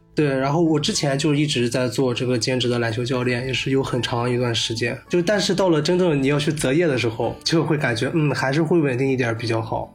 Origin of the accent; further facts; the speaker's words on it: Shandong, China; moved away; 我是山东人， 然后今年二十七岁